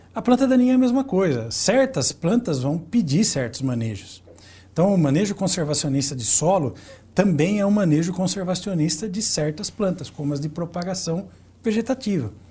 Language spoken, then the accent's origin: Portuguese; Santa Bárbara d'Oeste, São Paulo, Brazil; Eu que sou da, da cidade de Santa Bárbara do Oeste